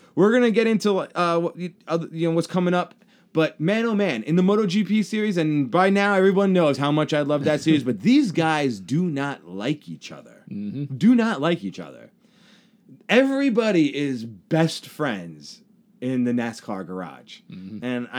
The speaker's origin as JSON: {"language": "English", "area": "Long Island", "region": "New York", "country": "United States", "tie": "born or raised there", "said": "Eric Jones looks like everybody I know's mom growing up on Long Island."}